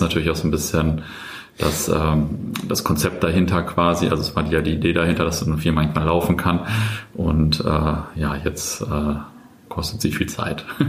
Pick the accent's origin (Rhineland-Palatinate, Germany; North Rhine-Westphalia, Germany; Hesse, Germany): North Rhine-Westphalia, Germany; Löhne; moved away as an adult; also born or lived in Buxtehude; now in Bielefeld, Germany; aufgewachsen in Löhne äh, im äh, Kreis Herford.